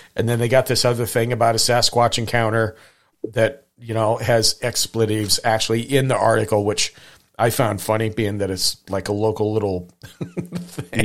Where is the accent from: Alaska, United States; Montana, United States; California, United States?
Montana, United States; Hamilton; growing up in Montana